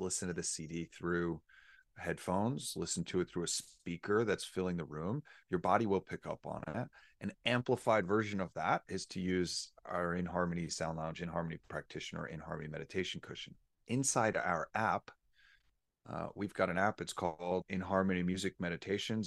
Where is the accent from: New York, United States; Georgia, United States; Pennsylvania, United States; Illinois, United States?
New York, United States; moved away; I was born and raised in New York